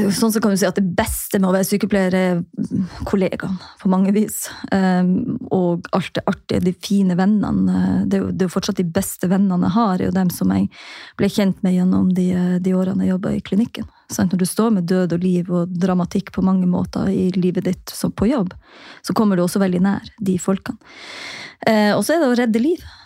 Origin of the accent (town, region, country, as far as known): Jossevatn, Troms, Norway; born or raised there; now in Tromsø, Norway